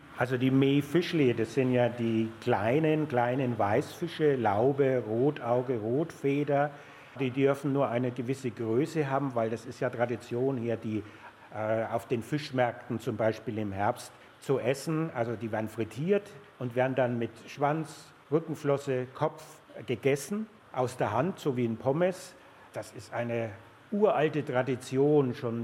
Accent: Coburg area, Bavaria, Germany; moved away; also born or lived in Würzburg; in meiner alten Heimat. Ich komme aus der Coburger Ecke

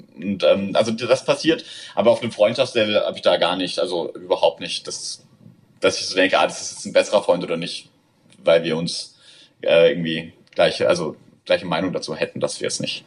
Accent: Southern Germany, Germany; moved away as an adult; now in Berlin, Germany; ich komme aus Süddeutschland, muss man sagen. Ich glaube, wir sind relativ konservativ äh, erzogen äh, worden, aufgewachsen.

